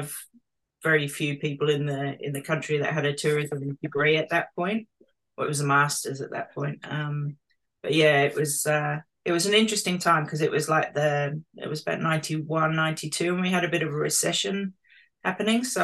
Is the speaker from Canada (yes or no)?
no; London, United Kingdom; moved away as an adult; also born or lived in Bristol, United Kingdom / South Australia; now in Margaret River, Australia; I'm from London originally. A long time ago there, 27, 28 years.